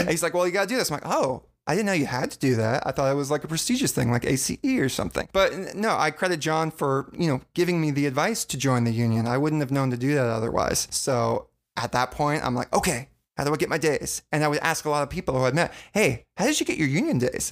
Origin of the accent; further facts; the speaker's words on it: Virginia, United States; now in Los Angeles, United States; I grew up in Virginia and I moved out here coast to coast